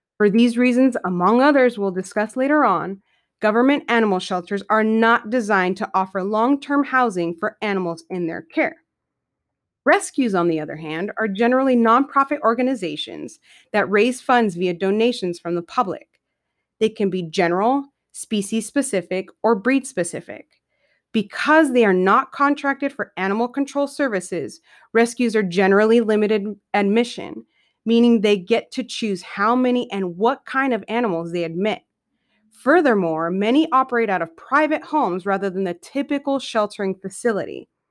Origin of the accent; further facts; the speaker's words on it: San Diego, California, United States; moved away as an adult; I'm a California native born and raised in San Diego for the first twenty-five years of my life